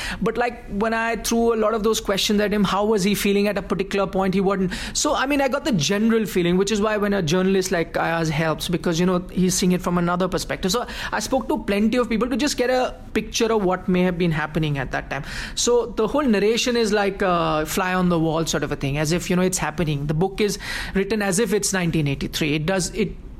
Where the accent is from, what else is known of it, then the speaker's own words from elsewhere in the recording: India; So at that time, Indians did feel a bit left out, and we weren't doing that well financially.